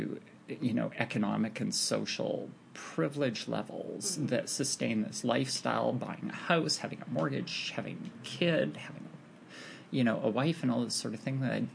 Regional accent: Canada; I'm north of the border, so being Canadian

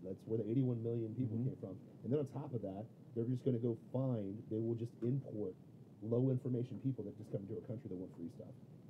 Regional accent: Ohio, United States; moved away as an adult; also born or lived in Florida; now in California, United States; I'm from Ohio, man. I grew up my whole life thinking I was a Democrat. Literally thought I was a Democrat. And I've said this before in the show. Literally thought I was a Democrat, moved to Florida, voted as a Democrat. Then I moved to California

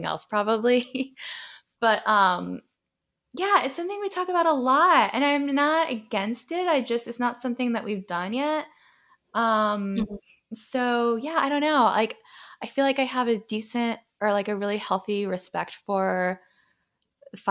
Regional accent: the South, United States; I'm from the South

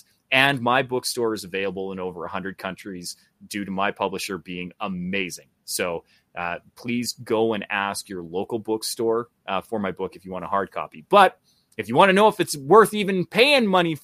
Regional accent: Canada; just being a Canadian

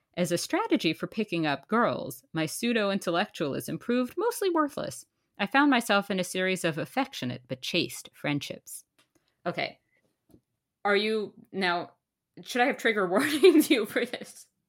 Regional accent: New York, United States; now in Canada; as a New Yorker

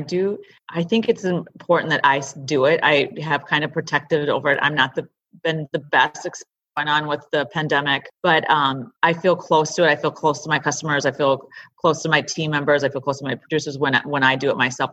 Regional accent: River Falls, Wisconsin, United States; also born or lived in California; now in Minneapolis, United States; that's my hometown, River Falls

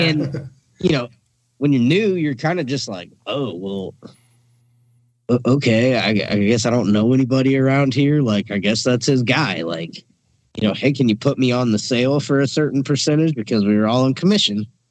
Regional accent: Illinois, United States; moved away as an adult; also born or lived in Atlanta / Milwaukee, Wisconsin; I moved from Illinois, where I'm from

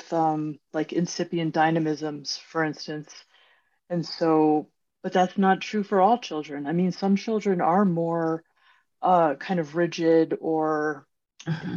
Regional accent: United States; as an American

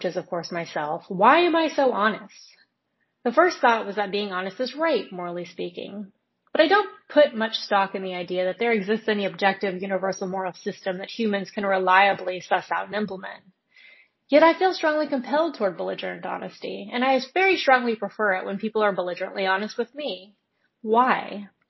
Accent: Alabama, United States; I grew up in Alabama?

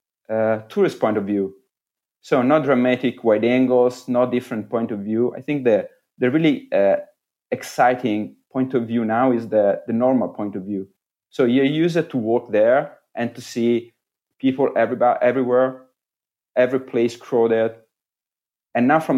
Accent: Florence, Tuscany, Italy; English is a second language; I born and I grew up in Florence, and I live 10 minutes far from the center of the city by bike.

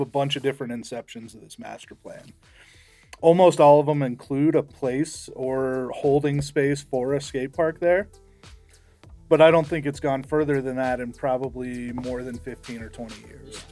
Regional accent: Estes Park, Colorado, United States; I grew up in Estes Park

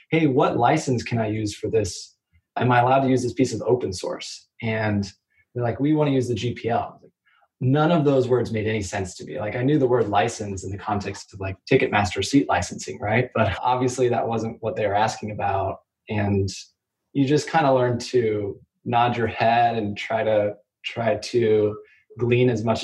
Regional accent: Kansas City, Missouri, United States; originally from Kansas City, went to undergrad in Arizona

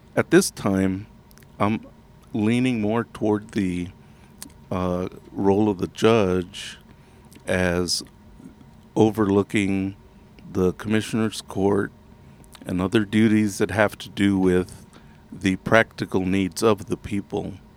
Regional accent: Texas, United States; I am from Texas

